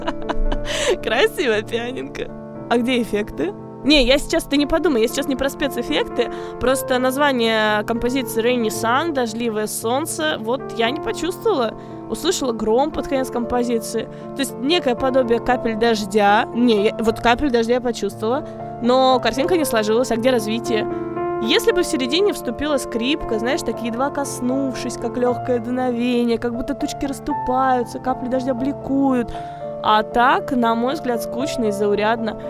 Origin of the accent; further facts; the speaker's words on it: Moscow, Russia; also born or lived in Rostov Oblast; now in United States; я приезжала из Москвы к бабушке в Ростовской области